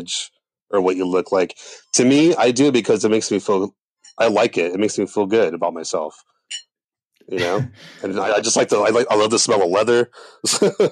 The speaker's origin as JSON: {"language": "English", "town": "Oxnard", "region": "California", "country": "United States", "tie": "born or raised there", "moved": "as an adult", "lives_now": "Los Angeles, United States", "said": "I grew up in El Rio, which is unincorporated Oxnard"}